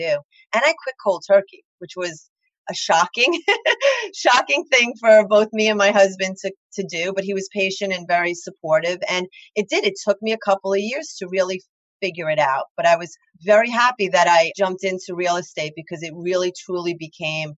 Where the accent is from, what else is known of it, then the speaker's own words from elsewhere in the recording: Long Island, New York, United States; accent: thick Long Island; I live in Long Island, in case anyone can't figure that out from my very thick accent